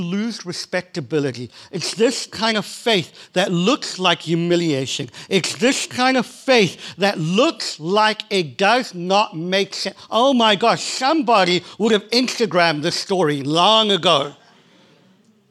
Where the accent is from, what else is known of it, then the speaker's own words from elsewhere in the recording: South Africa; I'm from South Africa